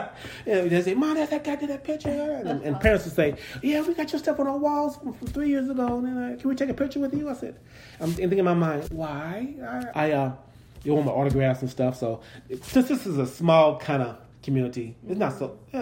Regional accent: Kansas City, United States; I'm from Kansas City

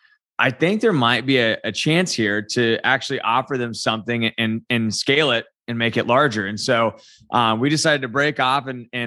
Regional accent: Alexandria, Indiana, United States; also born or lived in Muncie; I was born and raised and currently live in Indiana. So I was from Muncie originally and then grew up kind of in a little small town called Alexandria.

